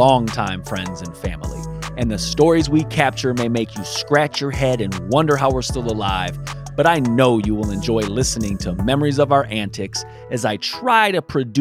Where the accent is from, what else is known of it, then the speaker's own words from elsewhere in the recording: Moreno Valley, California, United States; growing up in Sunnymead, hitching trains